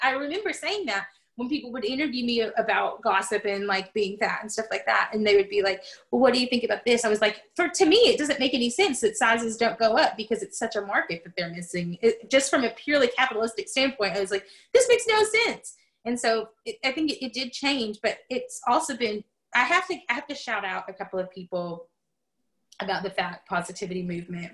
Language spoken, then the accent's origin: English; the South, United States; moved away; also born or lived in Pacific Northwest; I came from the South